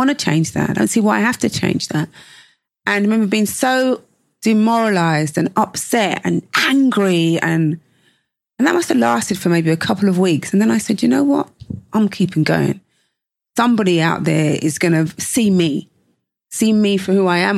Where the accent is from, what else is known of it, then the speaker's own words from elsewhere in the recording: London, United Kingdom; growing up in London